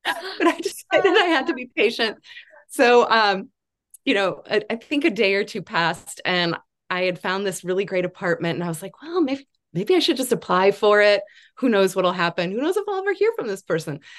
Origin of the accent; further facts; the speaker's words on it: Chicago, Illinois, United States; moved away as an adult; also born or lived in Kansas City, Missouri; now in Beacon, New York, United States; I'm originally from the Chicago area and went away to college in Kansas City, Missouri.